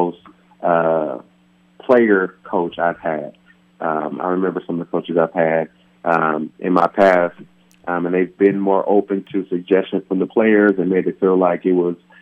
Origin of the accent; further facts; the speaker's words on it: California, United States; moved away; my hometown of California